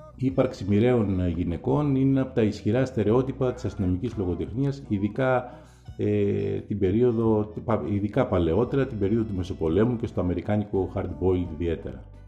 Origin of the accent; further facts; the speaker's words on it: Athens, Attica, Greece; είναι και η πόλη μου η Αθήνα που τη γνωρίζω πολύ καλά